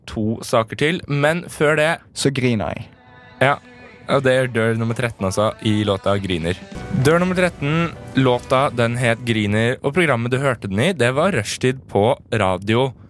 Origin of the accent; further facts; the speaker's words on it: Drammen, Buskerud, Norway; vi skal også til min hjemby. Eh, Drammen.